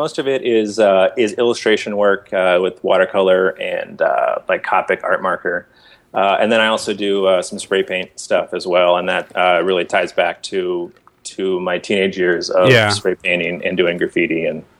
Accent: Bay Area, California, United States; also born or lived in San Diego; I grew up in the Bay Area, but yeah, I went to art school down there. I lived in San Diego from 2000 till about 2003.

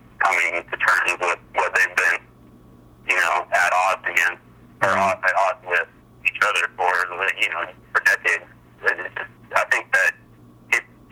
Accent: El Cajon, California, United States; I grew up down in El Cajon.

